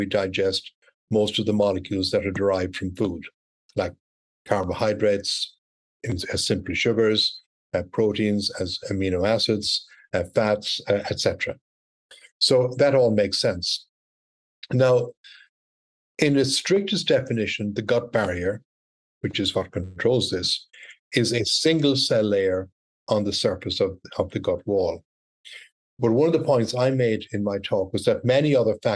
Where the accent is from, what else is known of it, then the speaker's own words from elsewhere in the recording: Ireland; moved away as an adult; also born or lived in Cork, Ireland / Scotland / United States; now in Texas, United States; I'm Irish originally, graduated in medical school in Ireland